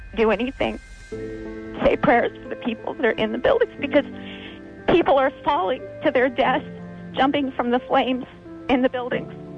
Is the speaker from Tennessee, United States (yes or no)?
no; California, United States; now in New York, United States; I'm from California